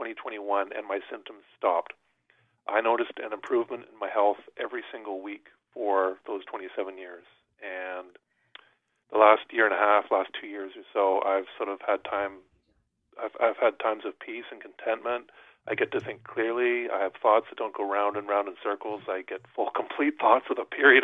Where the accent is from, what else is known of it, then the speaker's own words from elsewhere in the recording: New Brunswick, Canada; I grew up in New Brunswick in a small town